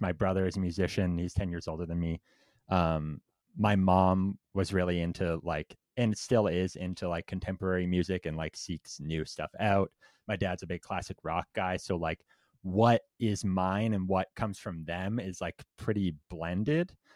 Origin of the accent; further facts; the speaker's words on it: Windsor, Ontario, Canada; Windsor, which is, like, the city right next to Detroit, like, right at the border.